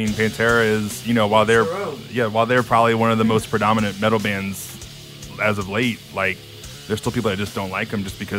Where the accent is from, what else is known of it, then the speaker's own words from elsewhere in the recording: Houma, Louisiana, United States; I'm from Houma, so I grew up with all those guys